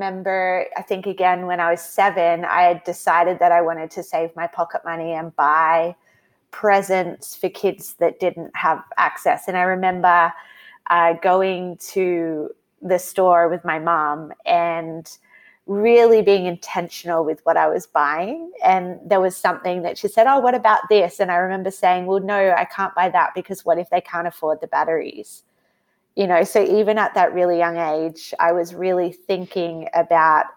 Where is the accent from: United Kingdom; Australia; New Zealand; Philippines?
Australia; also born or lived in United States; I'm from Australia